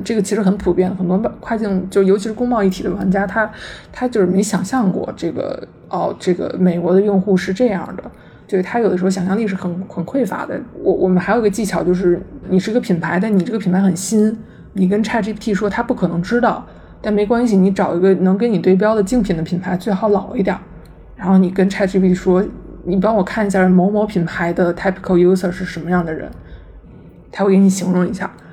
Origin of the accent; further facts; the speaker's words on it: China; 我们作为中国人